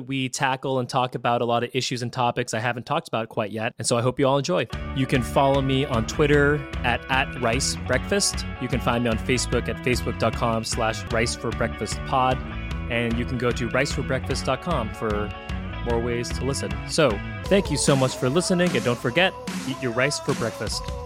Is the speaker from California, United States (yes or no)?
yes; San Francisco Bay Area, California, United States; moved away as an adult; now in Seattle, United States; I'm from San Francisco Bay Area originally